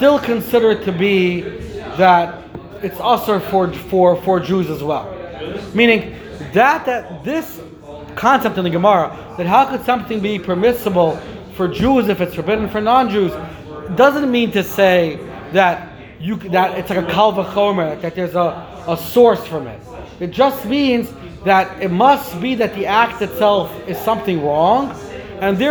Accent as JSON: {"language": "English", "town": "Lakewood", "region": "New Jersey", "country": "United States", "tie": "born or raised there", "said": "when I was growing up in Lakewood"}